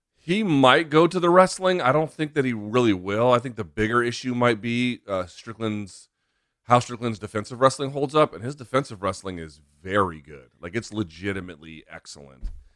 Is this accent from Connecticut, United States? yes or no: no; Washington, District of Columbia, United States; here in the capital of Estados Unidos, Washington, D C, my hometown